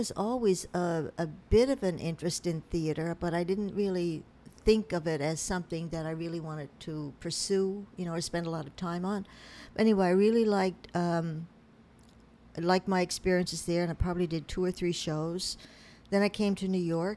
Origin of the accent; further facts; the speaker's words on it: Newfoundland and Labrador, Canada; also born or lived in Pittsburgh, United States; now in United States; When I was in Newfoundland, I'm from Newfoundland